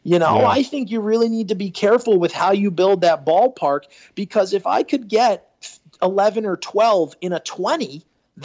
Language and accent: English; Northeast, United States; now in Tampa Bay, United States; I'm from the Northeast